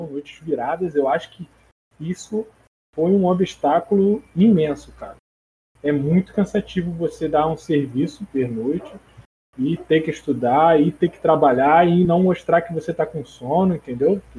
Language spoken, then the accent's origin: Portuguese; Brazil; E a gente é brasileiro, né? Brasileiro não desiste.